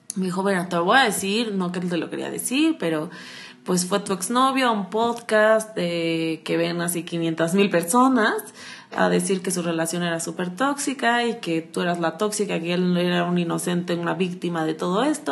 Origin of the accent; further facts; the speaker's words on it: Acapulco, Guerrero, Mexico; soy de Acapulco